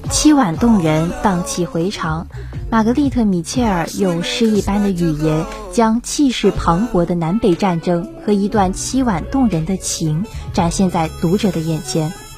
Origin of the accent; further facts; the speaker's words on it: China; 我们身为中国人民